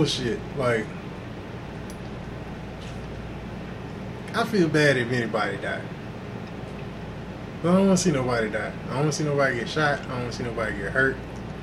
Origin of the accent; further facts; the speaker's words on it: Houston, Texas, United States; also born or lived in Inglewood, California; Before we moved to Texas